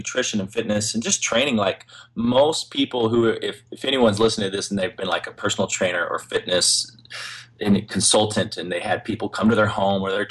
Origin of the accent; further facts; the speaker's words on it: Utah, United States; also born or lived in Park City, Utah; I'm right here in Utah, live up in the mountains in Park City. I'm actually from Utah.